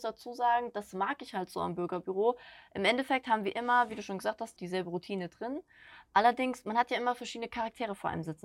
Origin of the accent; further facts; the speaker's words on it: Schwalmstadt, Hesse, Germany; moved away; ich komme gebürtig von Kassel oben, Schwalmstadt die Ecke